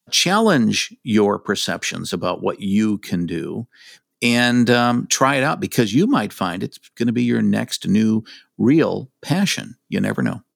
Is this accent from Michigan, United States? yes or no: yes; Michigan, United States; I grew up in Michigan. I've lived here all my life